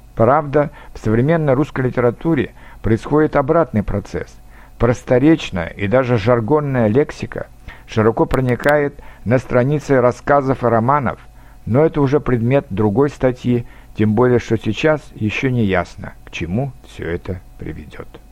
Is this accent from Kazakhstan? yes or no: yes; Kazakhstan; moved away; also born or lived in Saint Petersburg; Я, например, провел свое детство в Казахстане